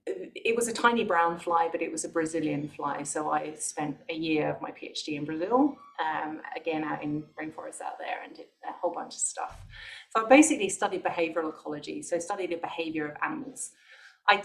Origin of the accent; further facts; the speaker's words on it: Bristol, South West England, United Kingdom; moved away as an adult; also born or lived in London; So I'm from the UK originally, so I'm from Bristol. I'm in quite a small town outside Bristol